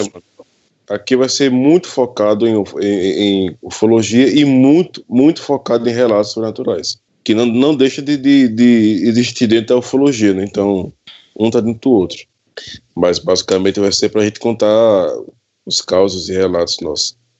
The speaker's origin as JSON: {"language": "Portuguese", "town": "Pesqueira", "region": "Pernambuco", "country": "Brazil", "tie": "born or raised there", "said": "Eu sou natural da, eu sou natural da cidade de Pesqueira, Pernambuco"}